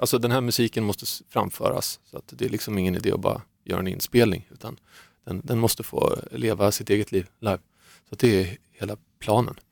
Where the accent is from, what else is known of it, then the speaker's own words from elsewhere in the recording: Saltsjöbaden, Stockholm County, Sweden; jag är också uppvuxen i man ska inte kalla det för gettot kanske, det var ett rätt bra getto, men eh, Fisksätra, Saltsjöbaden, där är min bakgrund